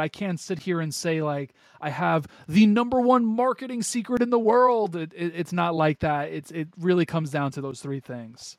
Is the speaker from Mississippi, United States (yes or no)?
no; New York, United States; born and raised in New York